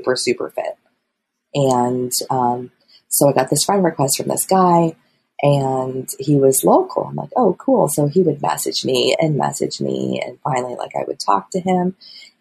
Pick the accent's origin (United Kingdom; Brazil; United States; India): United States; Midwest; a Midwesterner who lives in a town of 1200 people